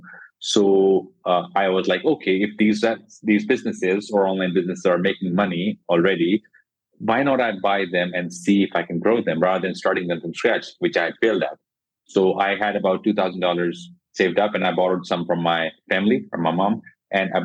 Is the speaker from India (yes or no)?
yes; Jodhpur, Rajasthan, India; now in Gurgaon, India; I'm from India. I come from a small city called Jodhpur.